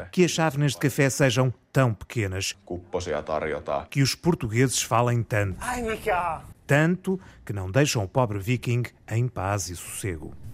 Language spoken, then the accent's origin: Portuguese; Lapland, Finland; Portuguese is a second language